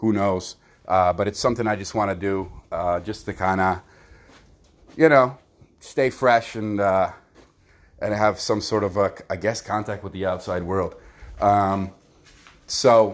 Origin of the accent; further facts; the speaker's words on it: United States; us as American people